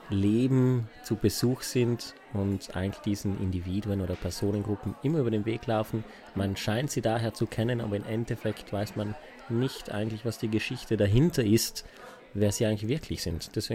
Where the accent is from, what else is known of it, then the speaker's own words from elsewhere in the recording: Trentino-Alto Adige, Italy; now in Vienna, Austria; Ja, ich bin nicht hier geboren. Ich bin ursprünglich aus Italien, aus Südtirol. Bin aber jetzt ungefähr seit fünf Jahren hier in Wien.